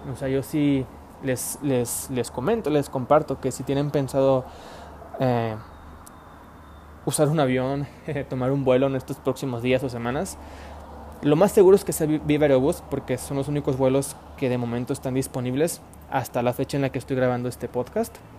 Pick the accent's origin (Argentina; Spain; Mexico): Mexico; Puebla; now in Monterrey, Mexico; yo no soy de Monterrey, soy de Puebla